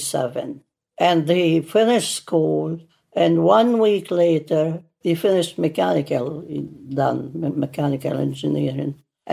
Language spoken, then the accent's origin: English; Beit Shbat, Syria; moved away as an adult; now in Fort Wayne, United States; I came from a small town. I don't think anybody even in Syria heard about it. It's a very small town. It's called Beit Shbat.